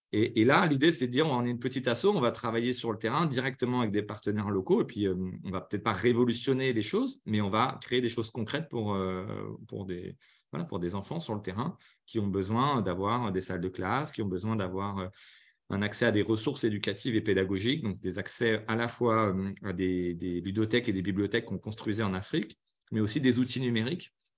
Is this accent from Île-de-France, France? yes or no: yes; Paris region, Île-de-France, France; also born or lived in Lyon / Normandy; je suis né à Lyon, après j'ai vécu en Normandie. Ensuite, l'essentiel de mon enfance, c'était quand même en région parisienne. Je suis arrivé quand j'avais 8 ans